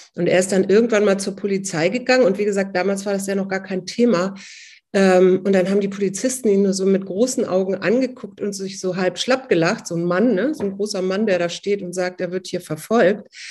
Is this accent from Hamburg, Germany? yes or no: yes; Hamburg, Germany; now in Berlin, Germany; ich bin eigentlich gebürtige Hamburgerin und zwar mittendrin aus Barmbek